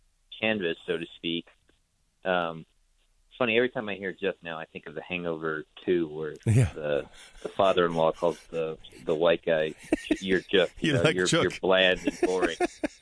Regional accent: Singapore; one of my favorite dishes growing up in Singapore was this dish called Sago Gula Melaka.

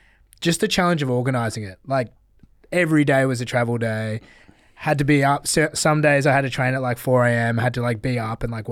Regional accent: Australia; I was from Australia

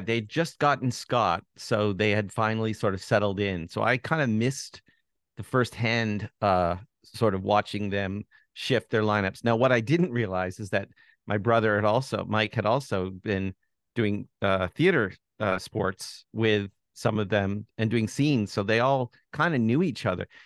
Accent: Toronto, Ontario, Canada; I am from Toronto and I grew up in Toronto

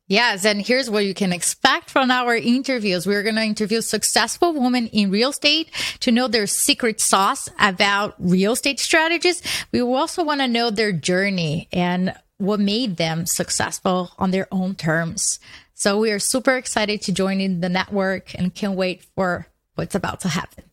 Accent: Brazil; moved away as an adult; now in United States; I was born in Brazil.

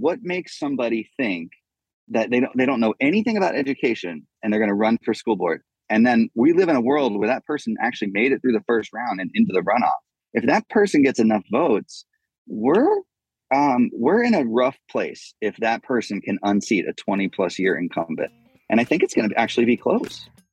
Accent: United States; I love being an American

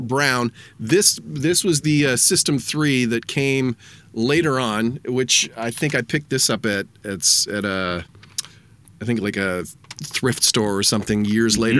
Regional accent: Stouffville, Ontario, Canada; the town I grew up in, Stouffville.

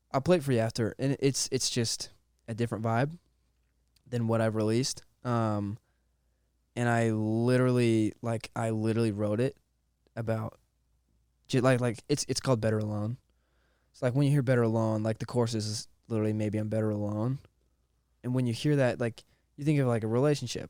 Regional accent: Monroe, Washington, United States; I grew up in Monroe, Washington

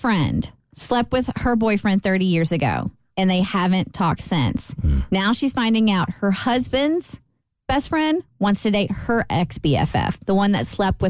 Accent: Lexington, Kentucky, United States; moved away; she loves that I am from Lexington like her.

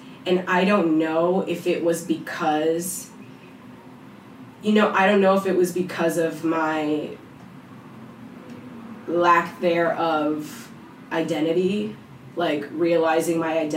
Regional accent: New York City, New York, United States; I did grow up with, like, the experiences of being a Black New Yorker. Growing up in the Bronx and everything with all of my friends.

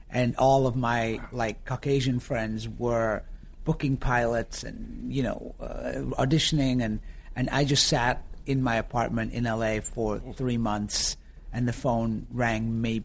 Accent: Yorkshire and the Humber, United Kingdom; accent: northern Yorkshire; also born or lived in Florida, United States; people just thought I was from New York because the melding of the American and the northern Yorkshire accent, people were just like, are you from New York?

